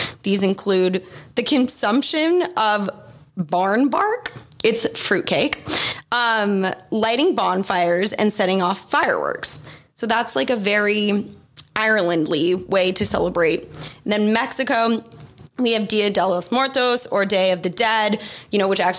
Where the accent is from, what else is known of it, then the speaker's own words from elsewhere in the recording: Australia; because I grew up in Australia and we don't have it.